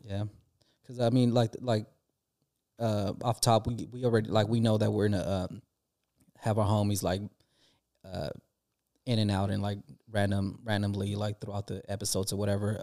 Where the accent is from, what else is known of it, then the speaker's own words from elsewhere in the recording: California, United States; we're from California